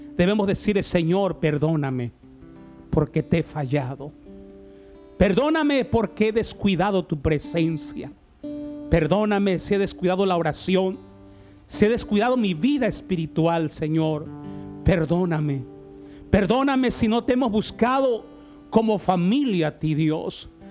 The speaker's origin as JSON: {"language": "Spanish", "country": "Mexico", "said": "nuestra nación de México"}